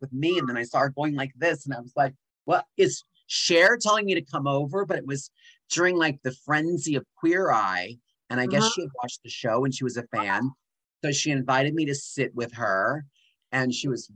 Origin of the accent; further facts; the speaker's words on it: Allentown, Pennsylvania, United States; moved away as an adult; I am from Allentown, Pennsylvania, but not really like Allentown, like 20 minutes outside of Allentown